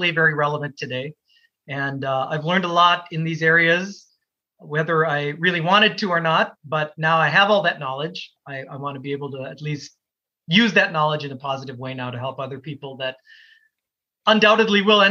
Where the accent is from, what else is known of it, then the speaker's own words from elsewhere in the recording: Minnesota, United States; also born or lived in Canada; growing up where I grew up in Minnesota